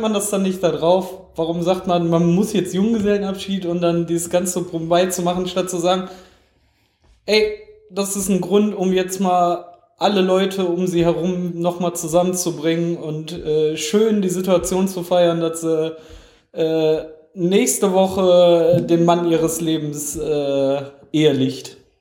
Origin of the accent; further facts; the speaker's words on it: Essen, North Rhine-Westphalia, Germany; moved away; Ich bin ja in Essen geboren.